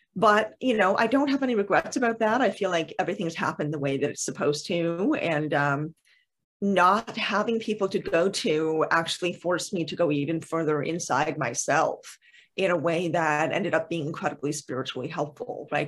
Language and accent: English; Canada; I am Canadian